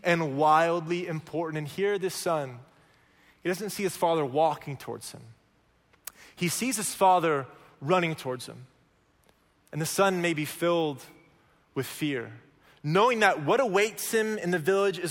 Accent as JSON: {"language": "English", "region": "Oklahoma", "country": "United States", "moved": "yes", "said": "I'm from Oklahoma"}